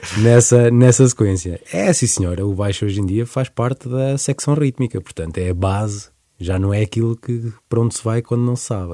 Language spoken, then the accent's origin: Portuguese; Coimbra, Centro, Portugal; Nós somos de Coimbra.